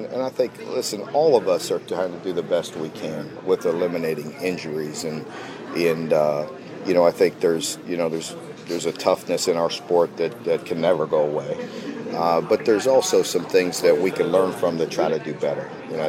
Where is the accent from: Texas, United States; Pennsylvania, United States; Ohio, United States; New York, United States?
Ohio, United States; I'm from the Northeast, part of the state, so that foundation has been there